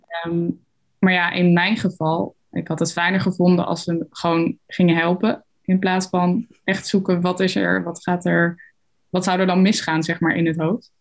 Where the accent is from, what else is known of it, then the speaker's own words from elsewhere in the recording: Arnhem, Gelderland, Netherlands; bij ons op de Arnhemse Montessori-school